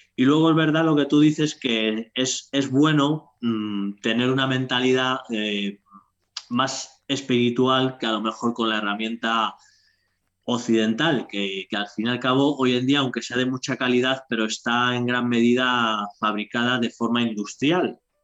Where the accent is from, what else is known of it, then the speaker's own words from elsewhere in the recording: Madrid, Community of Madrid, Spain; moved away as an adult; now in Toledo province, Spain; soy de Madrid de toda la vida, pero no, ya, no estoy viviendo ya en Madrid. Estoy en un pueblo que ya pertenece a Toledo